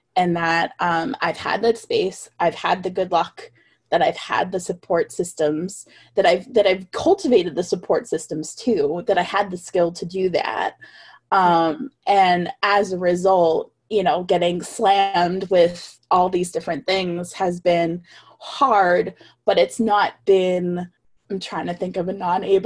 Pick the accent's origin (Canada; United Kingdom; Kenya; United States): United States; Deep South; I was born in the Deep South.